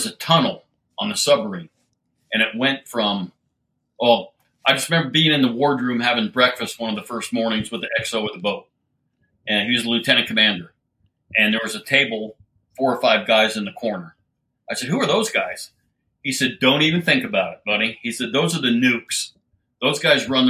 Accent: Littleton, Colorado, United States; moved away; I grew up in Littleton, Colorado and dropped out of high school

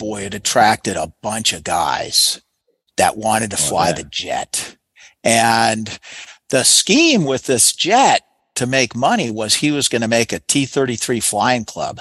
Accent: Lafayette, Indiana, United States; where I was born in Lafayette, Indiana

